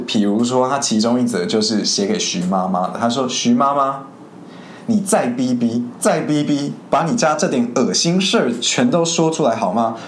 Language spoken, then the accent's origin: Chinese; Spain; moved away as an adult; now in Taiwan; 我虽然是在西班牙出生长大